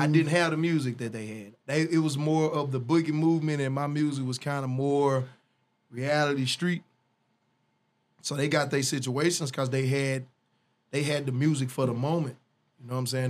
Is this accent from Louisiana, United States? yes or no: yes; Northeast Louisiana, United States; also born or lived in Ruston, Louisiana / Monroe, Louisiana / West Monroe, Louisiana; I was raised in Louisiana.